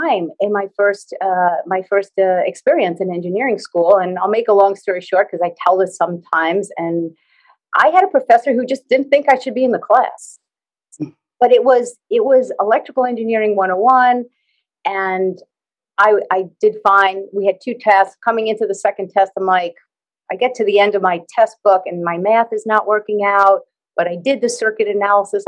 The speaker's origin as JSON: {"language": "English", "region": "New York", "country": "United States", "said": "I'm in the U.S. and I'm from New York"}